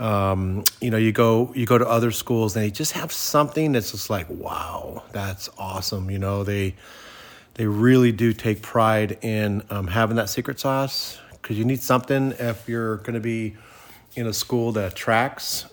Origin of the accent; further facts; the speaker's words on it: Santa Clara, California, United States; when I grew up in Santa Clara